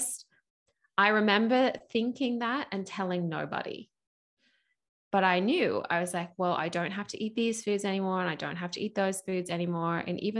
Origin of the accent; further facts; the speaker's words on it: United States; accent: mixed; now in Australia; I still live in Australia, and I was finishing my final year of school in Australia. I'm actually American, so you can probably hear my accents a little bit mixed as I talk.